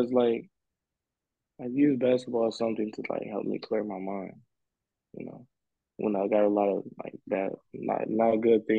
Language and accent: English; Indiana, United States; moved away as an adult; now in Los Angeles, United States; I was back home in Indiana, playing high school ball, still a student athlete in high school.